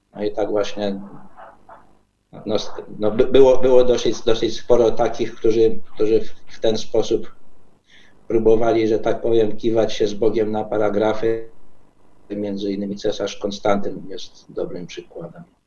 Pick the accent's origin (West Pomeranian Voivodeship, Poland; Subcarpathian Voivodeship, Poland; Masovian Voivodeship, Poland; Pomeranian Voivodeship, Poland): Subcarpathian Voivodeship, Poland; Podkarpacie; ja jestem z Podkarpacia, czyli z tego można powiedzieć bastionu katolickiego